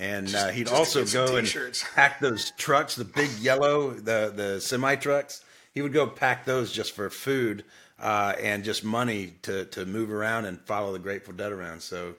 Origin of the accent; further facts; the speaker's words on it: Dayton, Ohio, United States; the first 16 years of my life, I never left Ohio. I mean, I was born and raised here in Ohio, for the most part, Dayton, Ohio.